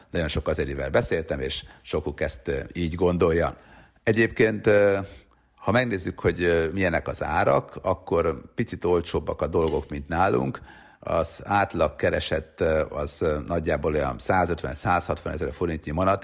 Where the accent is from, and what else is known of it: Hungary